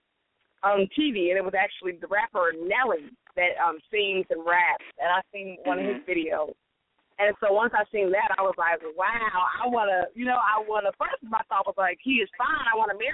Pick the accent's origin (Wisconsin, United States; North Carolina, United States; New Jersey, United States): Wisconsin, United States; Milwaukee; I grew up in Milwaukee